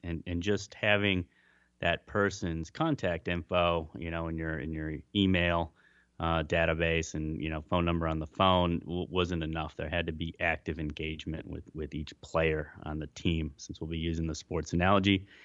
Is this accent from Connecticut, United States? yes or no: no; Cleveland, Ohio, United States; moved away; also born or lived in Melbourne, Australia; my hometown of Cleveland